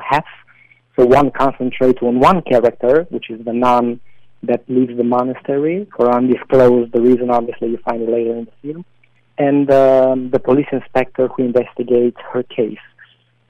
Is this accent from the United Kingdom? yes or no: no; Romania; moved away as an adult; now in New York, United States; in my the small town that I grew up with.